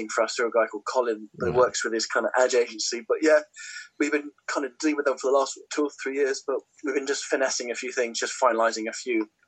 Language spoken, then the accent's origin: English; London, United Kingdom; I'm a Londoner, I've always lived in London